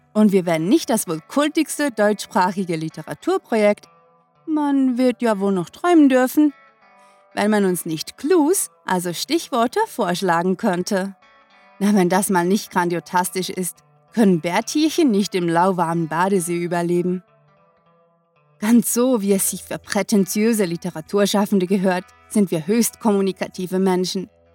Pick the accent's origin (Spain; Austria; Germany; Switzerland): Switzerland; uns Schweizer